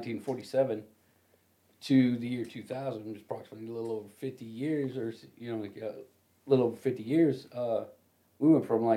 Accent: Oklahoma, United States; I'm Oklahoma

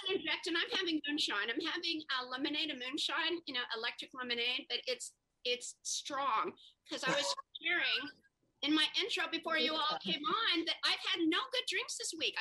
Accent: Perry County, Kentucky, United States; also born or lived in New York / Los Angeles; now in Indiana, United States; I was born in Perry County, Kentucky

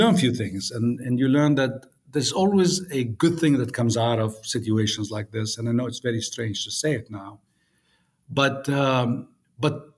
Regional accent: Beirut, Beirut Governorate, Lebanon; moved away; I grew up in Beirut, in Lebanon, and went to the American University of Beirut

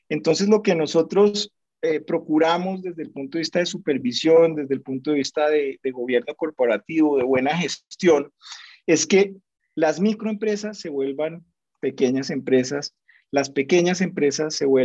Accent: Colombia; nosotros como economía colombiana todavía dependemos mucho del sector minero y de hidrocarburos

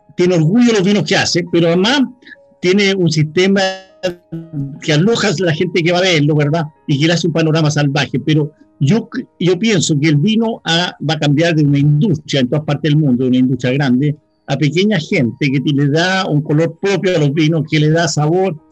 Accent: Chile; nosotros como chilenos

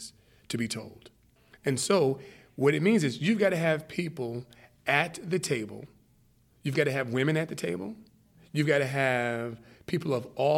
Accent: New York, United States; I grew up in New York

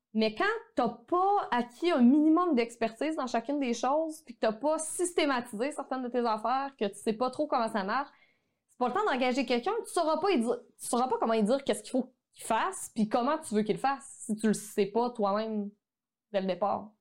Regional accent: Quebec, Canada; accent: québécois; mon accent québécois

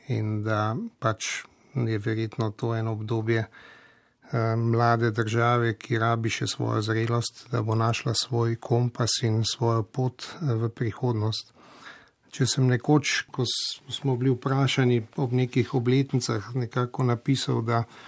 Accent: Slovenia

